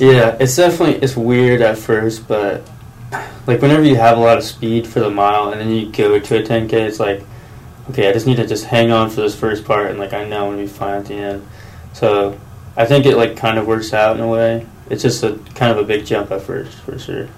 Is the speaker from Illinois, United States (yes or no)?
yes; Taylorville, Illinois, United States; born or raised there